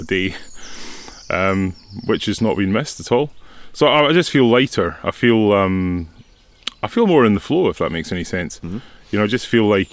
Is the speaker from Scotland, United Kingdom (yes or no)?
yes; Mallaig, Scotland, United Kingdom; born or raised there; also born or lived in Edinburgh / Isle of Canna / Hampshire